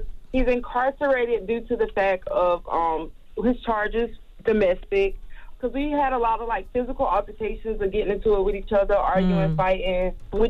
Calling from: South Carolina, United States; I'm calling from South Carolina.

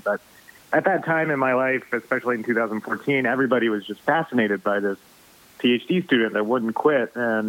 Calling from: Stamford, Connecticut, United States; Okay, I am in Stamford, Connecticut.

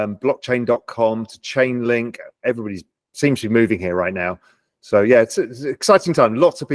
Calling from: Little Cayman, Cayman Islands; I'm in my house in Little Cayman, an island of 140 people in the middle of the Caribbean Sea.

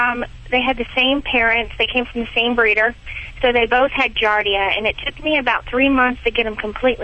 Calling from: Lunenburg, Massachusetts, United States; also born or lived in San Francisco; Lunenburg, Massachusetts. I just moved from California.

